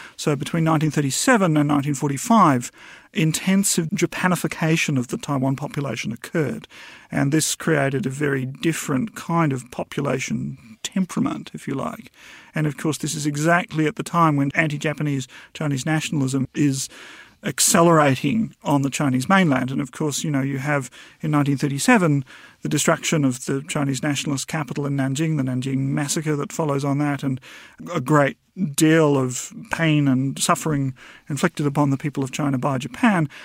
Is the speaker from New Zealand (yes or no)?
yes; New Zealand; as a New Zealander